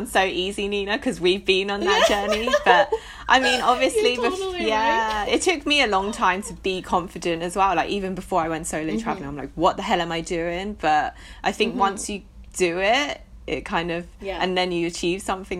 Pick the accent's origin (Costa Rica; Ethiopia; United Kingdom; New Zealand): United Kingdom; England; born or raised there; also born or lived in London